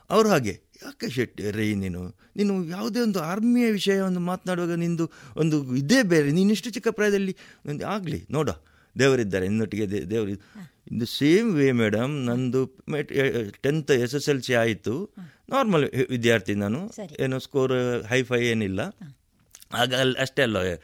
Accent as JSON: {"language": "Kannada", "town": "Kasaragod", "region": "Kerala", "country": "India", "tie": "born or raised there", "moved": "as an adult", "lives_now": "Puttur, India", "said": "ಗಡಿನಾಡ ಕನ್ನ ಕನ್ನಡಿಗ ಕಾಸರಗೋಡಿನವ"}